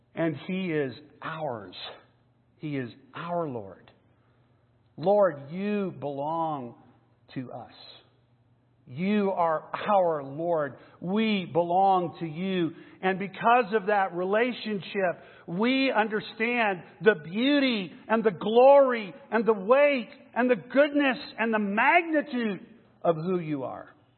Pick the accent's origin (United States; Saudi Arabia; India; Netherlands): United States; McAllen, Texas; now in Denver, United States; I grew up in Texas. I grew up in South Texas, way down south by the border, a little town called McAllen